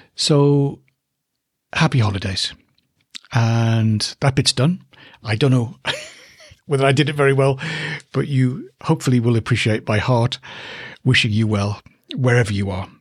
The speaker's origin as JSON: {"language": "English", "country": "United Kingdom", "said": "I'm a Brit"}